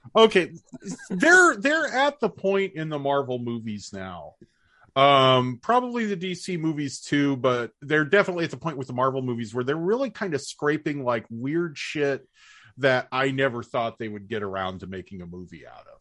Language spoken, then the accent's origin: English; United States; our American lens